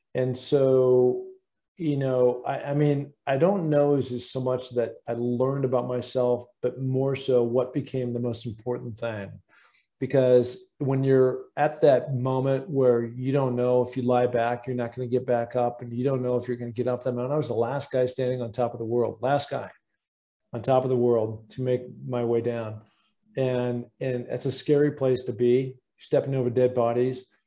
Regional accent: Seattle, Washington, United States; growing up in Seattle, Washington

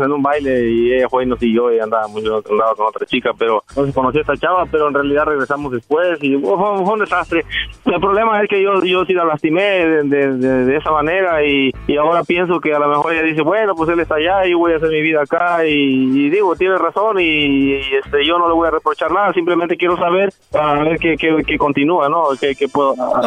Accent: Jalisco, Mexico; born or raised there; moved away; also born or lived in Guerrero

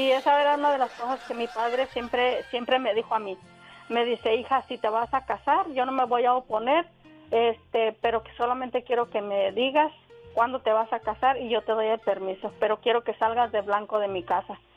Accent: Pénjamo, Guanajuato, Mexico; now in South Carolina, United States; yo nací en Pénjamo, Guanajuato.

